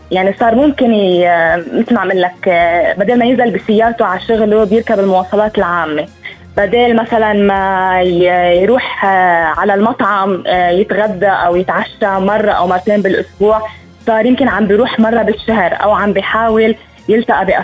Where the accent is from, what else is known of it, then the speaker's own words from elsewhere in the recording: Lebanon; هلا نحن عندنا بلبنان ما في كثير ناس عم تترك بيوتها